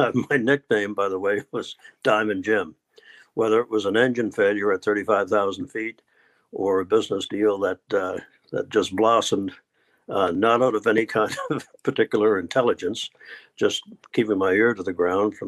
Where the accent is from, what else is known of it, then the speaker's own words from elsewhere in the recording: Newfoundland and Labrador, Canada; I was born in Newfoundland, Canada, which is sort of in the north, northeast